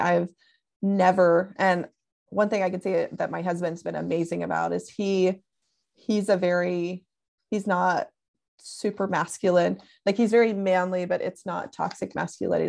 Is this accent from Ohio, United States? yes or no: no; Tennessee, United States; now in California, United States; I'm originally from Tennessee